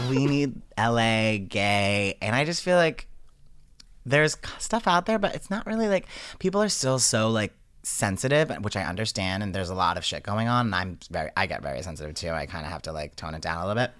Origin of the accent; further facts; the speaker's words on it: Johnston, Rhode Island, United States; moved away; I'm originally from Johnston